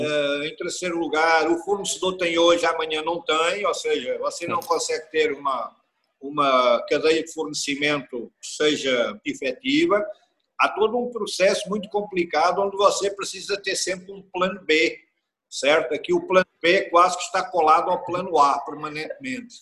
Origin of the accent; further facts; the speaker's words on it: Coimbra region, Centro, Portugal; also born or lived in Switzerland; now in Brazil; Eu sou originário da região de Coimbra, a minha família vem toda uhum. da região de Coimbra